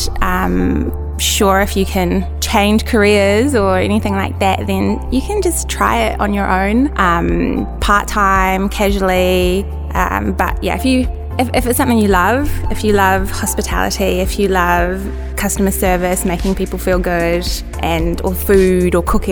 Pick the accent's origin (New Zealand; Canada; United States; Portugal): New Zealand; Wellington; I'm from New Zealand, from the capital, which is Wellington.